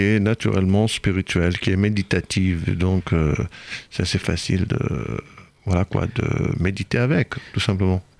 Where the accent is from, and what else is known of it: Israel; French is a second language; moved away as an adult; also born or lived in Normandy; now in France